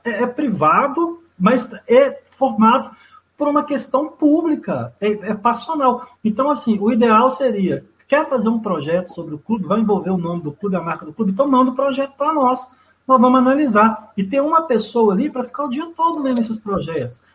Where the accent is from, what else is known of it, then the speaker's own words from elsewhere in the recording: Brazil; sou brasileiro